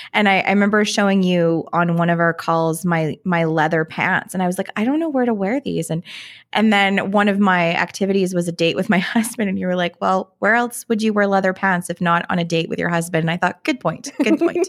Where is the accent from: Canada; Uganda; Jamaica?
Canada; I'm Canadian so we call ourselves lawyers